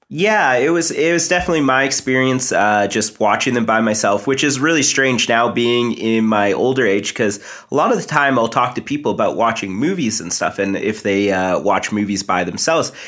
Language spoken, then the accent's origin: English; Canada; I am East Indian. Uh, my parents are first, or sorry, I'm first generation Canadian. They moved over here